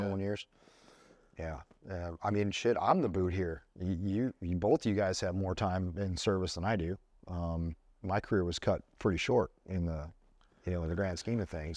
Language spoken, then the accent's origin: English; Buffalo, New York, United States; moved away; I went back in December and visited my hometown